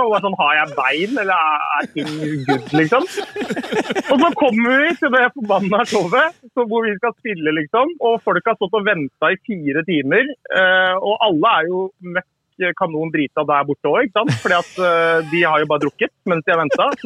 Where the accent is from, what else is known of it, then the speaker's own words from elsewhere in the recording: South Korea; now in Norway; Jeg er jo